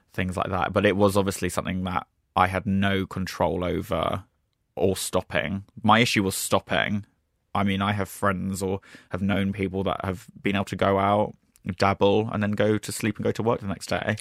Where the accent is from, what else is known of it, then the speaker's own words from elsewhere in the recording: Brighton, South East England, United Kingdom; moved away; also born or lived in London; which is my hometown.